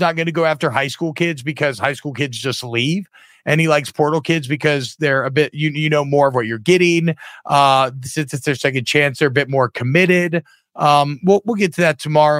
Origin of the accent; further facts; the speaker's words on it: Louisiana, United States; I'm from Louisiana